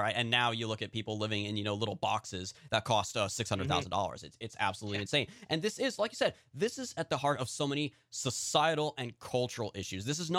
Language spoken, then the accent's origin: English; California, United States; I'm from California. My home district is a couple districts over from his.